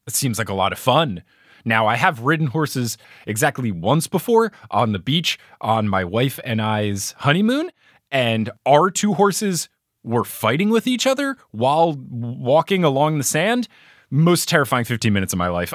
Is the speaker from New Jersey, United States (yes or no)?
yes; New Jersey, United States; I grew up in New Jersey